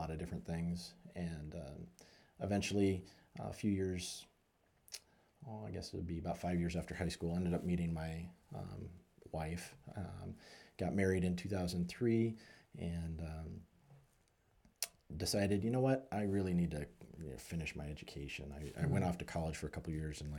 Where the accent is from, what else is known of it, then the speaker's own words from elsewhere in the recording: Billings, Montana, United States; I was born and raised in Billings. Graduated from Billings Senior High